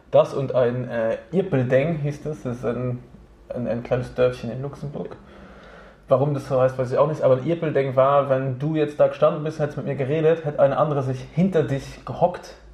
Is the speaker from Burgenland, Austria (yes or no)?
no; Innsbruck, Tyrol, Austria; moved away; Also ich meine, vor zehn Jahren bin ich aus Innsbruck hergekommen.